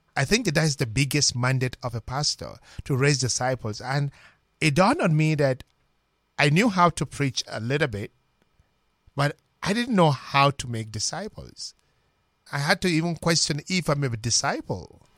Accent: Minna, Niger State, Nigeria; moved away as an adult; now in United States; originally I'm from Nigeria, and, ah, my journey to the British Strait began from a little parish called Saint Joseph Parish in Minna, spelled M I N N A, in Niger State, Nigeria

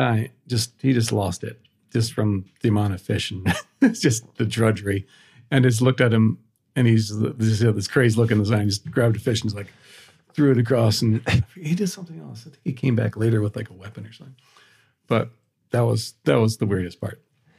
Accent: Indiana, United States; moved away as an adult; also born or lived in Alaska / Prague / London; And I'm from Indiana.

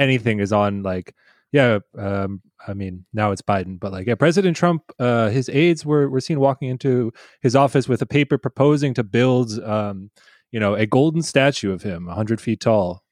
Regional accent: Boston, Massachusetts, United States; I'm from Boston

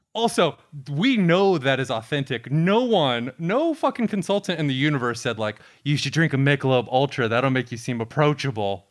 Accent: Tampa, Florida, United States; Tampa, my hometown

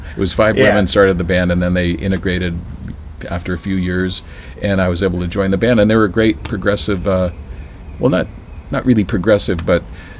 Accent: Northern California, United States; I grew up in Northern California

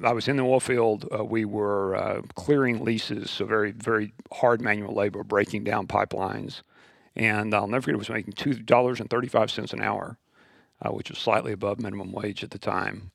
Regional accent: West Texas, United States; born and raised in West Texas

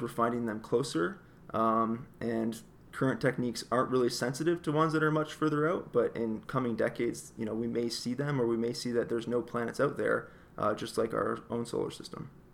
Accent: across the river from Detroit, Ontario, Canada; I grew up in Canada, actually, uh, right across the river from Detroit

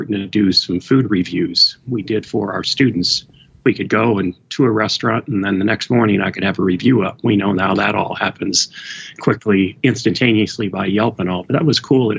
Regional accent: Philadelphia, Pennsylvania, United States; I'm from Philadelphia

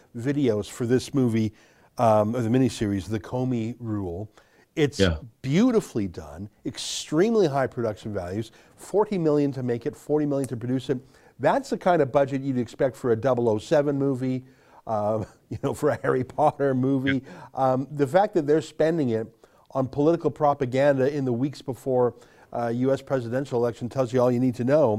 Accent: Canada; we're Canadian

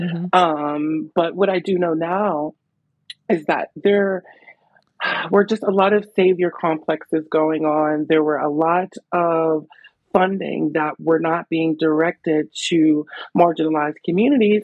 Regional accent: Pittsburgh, Pennsylvania, United States; So I'm a Pittsburgh native. I was born in Homewood. I grew up in Homewood.

